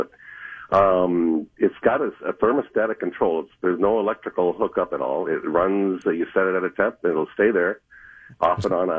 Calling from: Fridley, Minnesota, United States; Fridley, Minnesota.

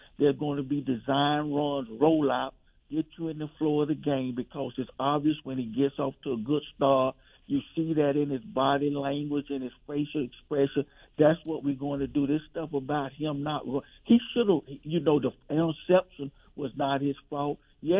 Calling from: Orlando, Florida, United States; Steve, I'm listening from Orlando, man

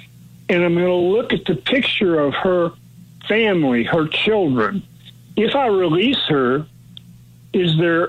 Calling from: Hallsville, United States

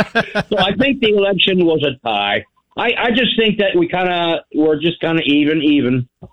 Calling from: Haines, Oregon, United States; Haines, Oregon.

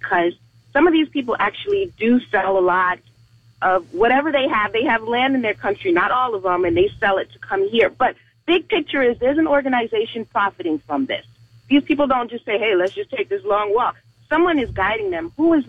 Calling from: Orlando, Florida, United States; I'm calling from Orlando.

